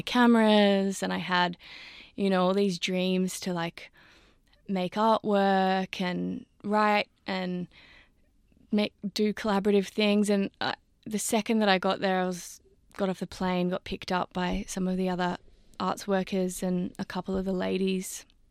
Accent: Sydney, New South Wales, Australia; having grown up in Sydney and I grew up in Newtown

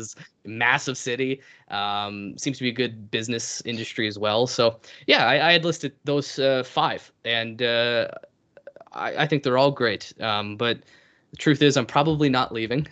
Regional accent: Canada; I'm Canadian

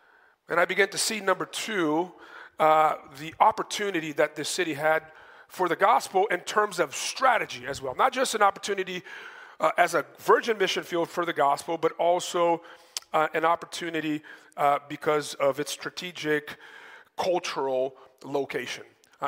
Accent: Atlanta, Georgia, United States; My wife's from North Carolina. She was born and raised in the American dream. And I was raised in Atlanta too, so I lived under the American dream.

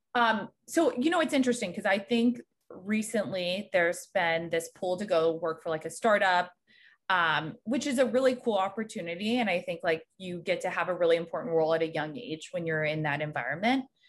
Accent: just south of Raleigh, North Carolina, United States; moved away as an adult; now in New York, United States; I'm originally from North Carolina. I grew up just south of Raleigh

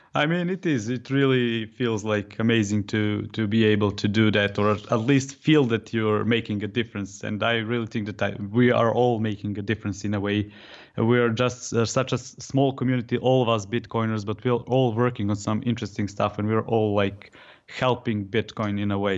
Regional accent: Serbia; I'm from Serbia

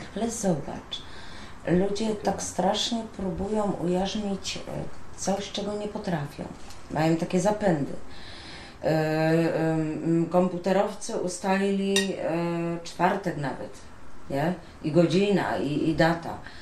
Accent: Silesian Voivodeship, Poland; też jestem ze Śląska

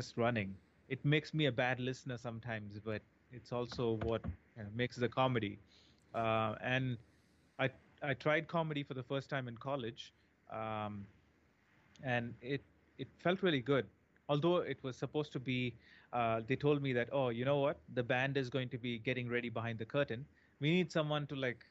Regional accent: India; moved away; I always saw a lot of American TV shows growing up in India

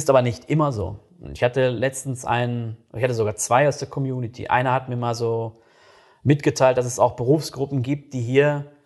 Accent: North Rhine-Westphalia, Germany; Ich komme selbst aus NRW und ich merke das jedes Mal, äh, wenn ich dann wieder da bin.

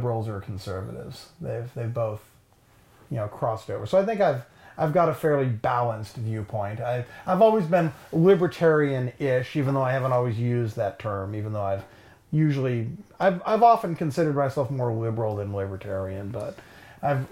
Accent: Los Angeles, California, United States; I grew up in Los Angeles, California, the center of the world

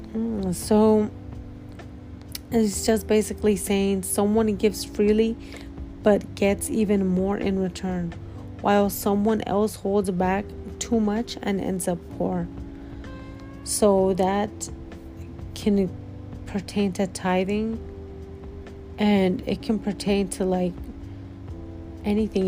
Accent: California, United States; moved away as an adult; now in Midwest, United States; I'm from California

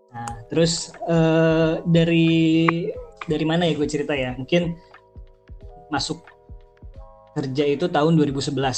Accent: Bogor, West Java, Indonesia; born there; umur gue sekitar eh, uh, 30 tahunan, gue lahir di Bogor.

